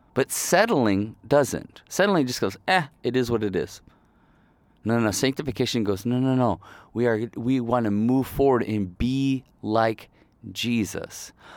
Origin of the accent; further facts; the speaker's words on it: Ohio, United States; also born or lived in Kalamazoo, Michigan / northern Michigan; I was born in Kalamazoo, Michigan, which is more southern, um, and then I grew up in Ohio, basically. But we were always in Michigan